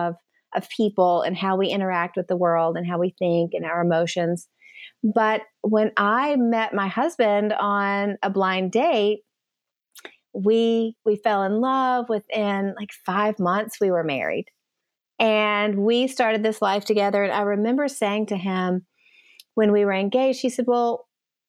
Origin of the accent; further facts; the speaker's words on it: East Tennessee, United States; also born or lived in Nashville, Tennessee; I grew up in East Tennessee